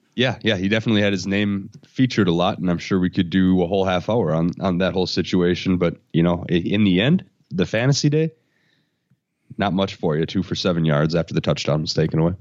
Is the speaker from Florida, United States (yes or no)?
no; Oshkosh, Wisconsin, United States; moved away as an adult; also born or lived in Madison, Wisconsin; I'm gonna go back to Oshkosh. That's my hometown